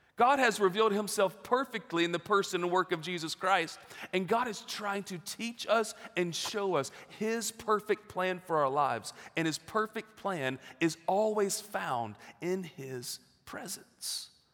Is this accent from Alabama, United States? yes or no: yes; Gardendale, Alabama, United States; moved away as an adult; now in Knoxville, United States; I grew up there in Gardendale and, uh, like you said, moved in eighth grade